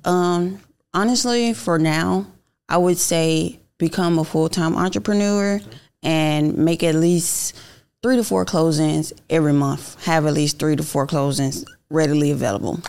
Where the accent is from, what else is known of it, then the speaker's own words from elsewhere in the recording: Miami, Florida, United States; now in Atlanta, United States; I'm originally from Miami, Florida, but I've been here in Atlanta for the last ten years